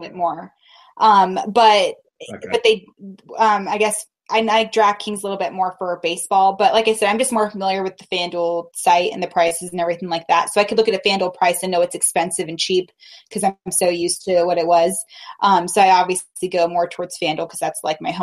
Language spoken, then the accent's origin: English; Reno, Nevada, United States; I was raised in Reno